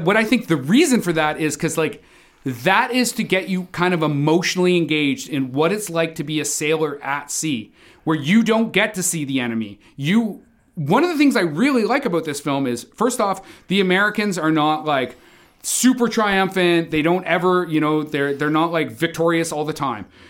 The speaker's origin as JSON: {"language": "English", "country": "Canada", "said": "as a Canadian sailor"}